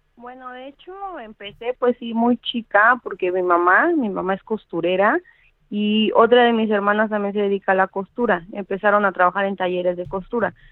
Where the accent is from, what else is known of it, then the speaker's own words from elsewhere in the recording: Mexico City, Mexico; yo soy de la Ciudad de México, tengo 33 años